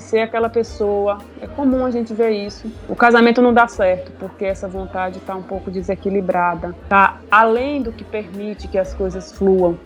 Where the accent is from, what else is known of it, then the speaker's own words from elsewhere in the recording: Paraíba, Brazil; now in Bahia, Brazil; sou paraibana e vivo na Bahia